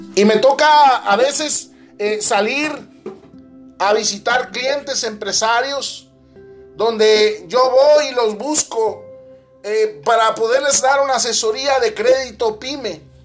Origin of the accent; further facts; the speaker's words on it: Mexico; soy mexicano